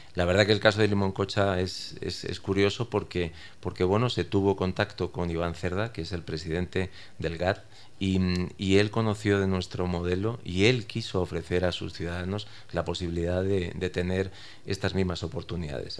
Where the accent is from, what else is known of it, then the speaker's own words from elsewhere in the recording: Spain; yo soy español